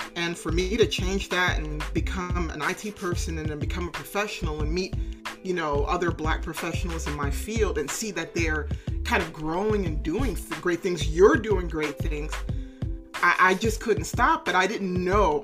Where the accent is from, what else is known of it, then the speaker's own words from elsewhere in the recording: Bahamas; also born or lived in Tennessee, United States; now in California, United States; I'm from the Caribbean originally. I was born in Bahamas.